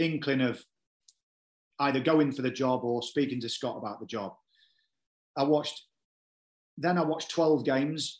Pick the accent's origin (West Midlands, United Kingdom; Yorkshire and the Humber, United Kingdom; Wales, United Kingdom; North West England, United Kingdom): Yorkshire and the Humber, United Kingdom; Cleethorpes; also born or lived in Grimsby; now in Yeovil, United Kingdom; I'm from Grimsby, you know, it's my hometown, or Cleethorpes, should I say